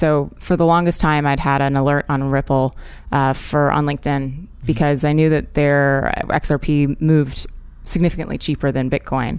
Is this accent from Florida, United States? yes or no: yes; Orlando, Florida, United States; moved away as an adult; also born or lived in Hong Kong / London; I grew up in Orlando, Florida